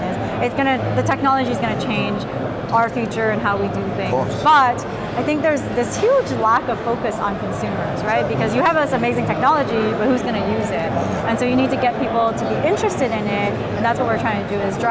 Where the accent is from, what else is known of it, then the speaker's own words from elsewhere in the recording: Canada; I'm from Canada